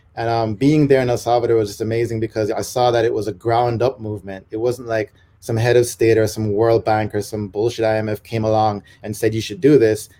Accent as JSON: {"language": "English", "country": "Jamaica", "moved": "yes", "said": "I'm a Jamaican digital nomad"}